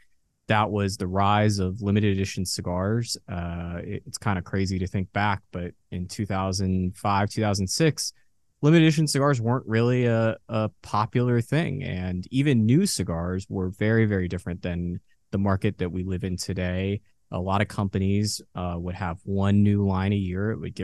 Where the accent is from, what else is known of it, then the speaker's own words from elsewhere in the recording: Dallas, Texas, United States; also born or lived in Boston; I grew up in Dallas. I was born in Boston, but I've been here since 99.